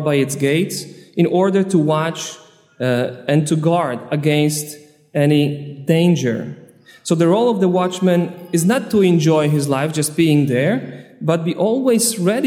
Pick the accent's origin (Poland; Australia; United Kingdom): Poland; also born or lived in Long Island, United States; now in United States; Originally, I'm from Poland, but I'm a priest ordained on Long Island